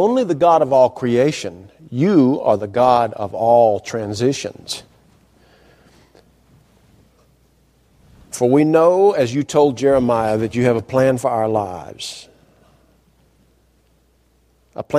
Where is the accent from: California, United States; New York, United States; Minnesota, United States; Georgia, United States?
Georgia, United States; North; I was growing up in North Georgia.